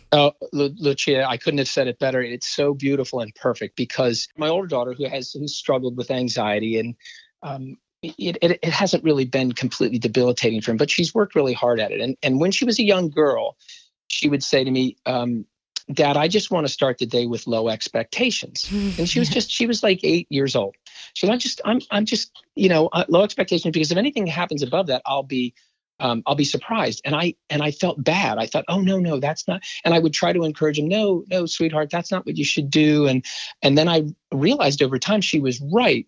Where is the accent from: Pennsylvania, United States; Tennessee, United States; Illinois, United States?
Pennsylvania, United States; Philadelphia; working for my hometown professional team